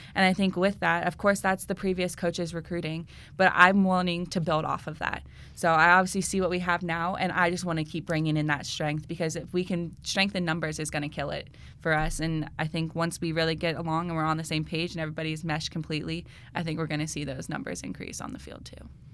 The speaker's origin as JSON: {"language": "English", "town": "Marysville", "region": "Ohio", "country": "United States", "tie": "born or raised there", "said": "I'm from Marysville, Ohio, originally. That's where I went to high school and played there."}